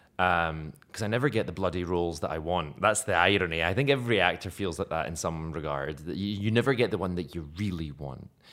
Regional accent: Scotland, United Kingdom; accent: Scottish brogue; now in Malta; I was using my own Scottish brogue, but not very thick

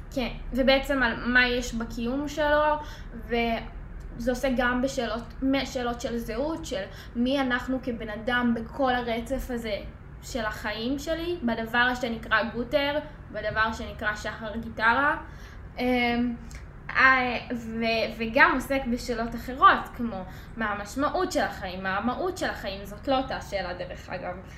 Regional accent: Sharon area, Central District, Israel; מאזור השרון

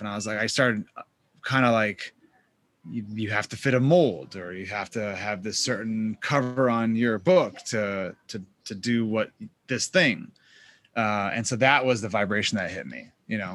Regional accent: Boston, Massachusetts, United States; I grew up in Boston, Massachusetts.

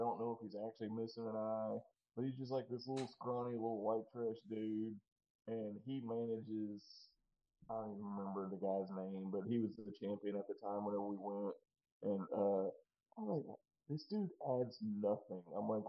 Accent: New Caney, Texas, United States; I'm from New Caney

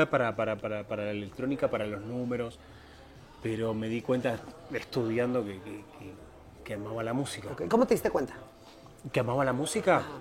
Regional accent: Buenos Aires, Argentina; moved away as an adult; now in Mexico; Soy de Argentina, Buenos Aires, eh, zona norte. No sé si conociste zona norte, es una como chendo para Tigre ahí, todo eso zona norte.

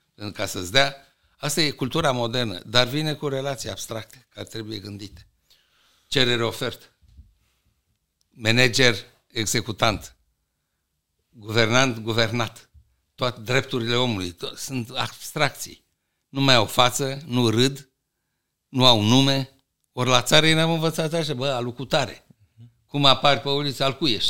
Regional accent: Romania; în 1944 80% din populația României era la țară? Deci noi venim de la țară

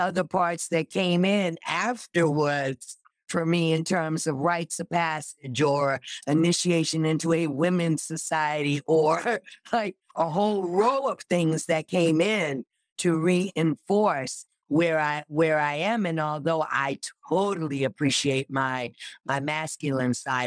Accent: New York City, New York, United States; I grew up in Rochdale Village in New York

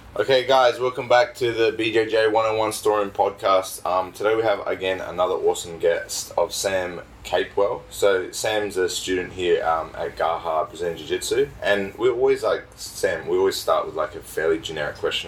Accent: Australia; I'm fairly Australian. Like I, I was brought up here and born here.

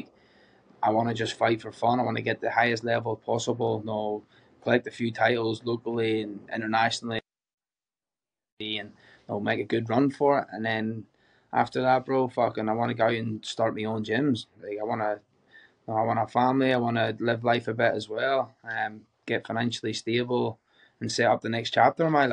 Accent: Ballymena, Northern Ireland, United Kingdom; moved away as an adult; now in Australia; I'm from Northern Ireland

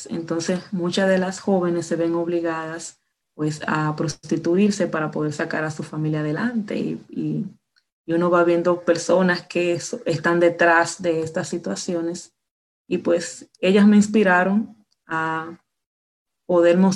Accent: Dominican Republic; Pues soy de República Dominicana, pues caribeña, eh, soy maestra

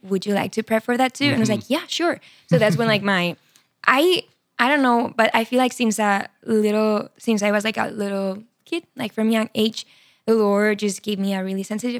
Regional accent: Barcelona, Catalonia, Spain; English is a second language; moved away as an adult; now in United States; So I'm from Spain, from Barcelona. Yes. I'm 25 years old. I grew up there. Amazing family, Catholic. Yeah. I studied psychology in college. And right after I finished psychology, I came to America. That was 4 years ago.

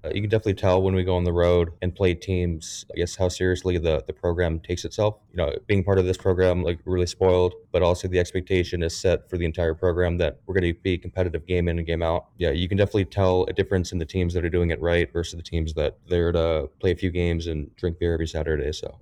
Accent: Aurora, Colorado, United States; moved away as an adult; now in St. Louis, United States; I was born and raised in Aurora, Colorado.

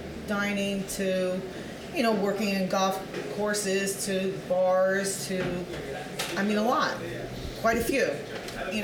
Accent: Yorktown, New York, United States; I grew up in Yorktown

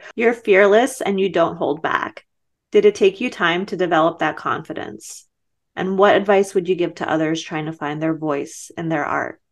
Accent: Baku, Azerbaijan; moved away; I was born in Baku in Azerbaijan, and most of my family's from Artsakh.

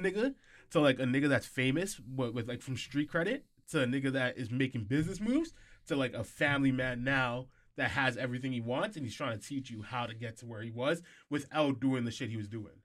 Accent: Canada; we're Canadian, we're not even American

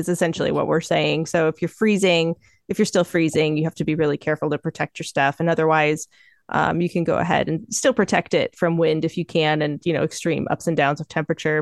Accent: Michigan, United States; moved away as an adult; I'm from Michigan. I've lived there my whole life until coming out here to, to apprentice

